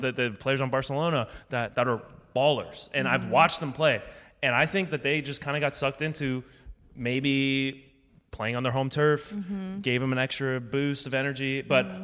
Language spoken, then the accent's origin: English; United States; me being an American